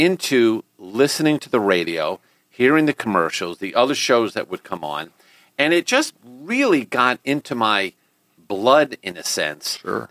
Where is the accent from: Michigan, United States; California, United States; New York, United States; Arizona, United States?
New York, United States; Long Island; moved away as an adult; also born or lived in Brooklyn, New York / Omaha, Nebraska; now in Houston, United States; growing up in New York on Long Island